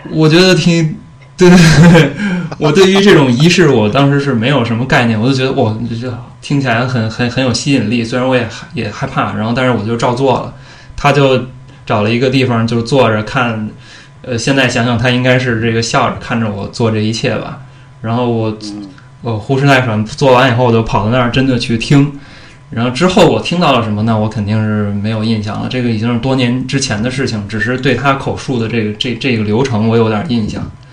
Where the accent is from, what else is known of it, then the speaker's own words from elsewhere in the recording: Beijing, China; 我小时候住的那个是在，就是北京那个，北京站，呃，附近，朝，朝内南小街的一个胡同里面的一个部队的小院儿里面